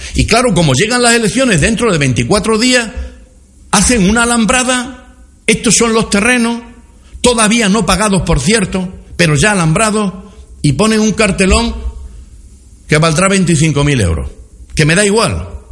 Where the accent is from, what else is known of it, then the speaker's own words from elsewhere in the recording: Villanueva de la Serena, Extremadura, Spain; Soy de Villanueva de la Serena